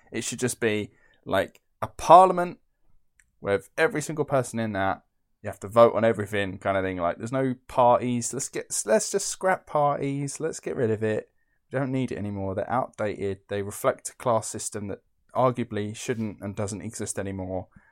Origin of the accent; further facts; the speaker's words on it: Essex, East of England, United Kingdom; I'm from Essex